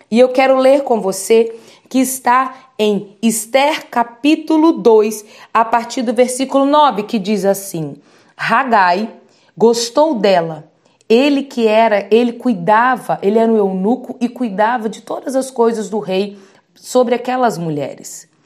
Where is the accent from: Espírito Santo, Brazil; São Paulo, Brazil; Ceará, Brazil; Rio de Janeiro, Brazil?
Espírito Santo, Brazil; Vitória; sou de Vitória do Espírito Santo